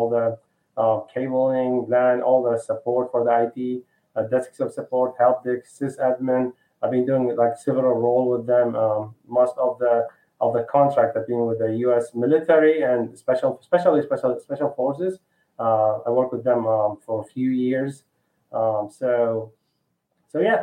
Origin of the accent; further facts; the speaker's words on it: Baghdad, Baghdad Governorate, Iraq; moved away as an adult; now in Houston, United States; I'm originally from Iraq, yeah, from Baghdad.